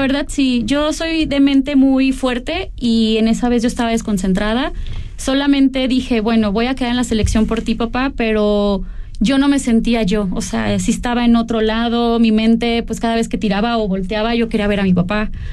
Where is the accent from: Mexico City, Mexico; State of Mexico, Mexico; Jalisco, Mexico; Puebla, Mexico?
Jalisco, Mexico; born or raised there